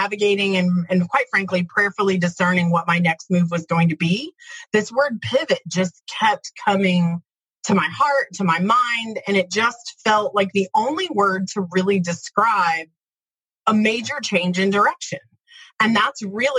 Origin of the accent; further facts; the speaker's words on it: Midwest, United States; I'm from the Midwest, pretty blue-collar, hardworking kind of place